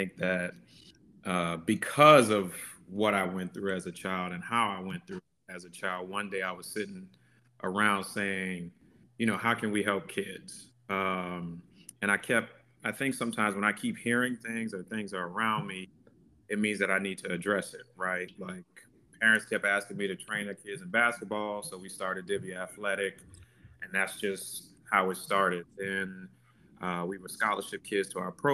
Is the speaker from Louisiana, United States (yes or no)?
yes; New Orleans, Louisiana, United States; growing up in New Orleans and how we were raised